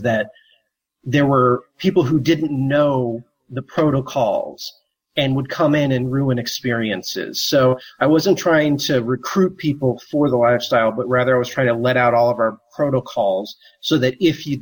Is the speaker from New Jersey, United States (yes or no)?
no; St. Louis, Missouri, United States; I'm from the Midwest originally, from St. Louis, Missouri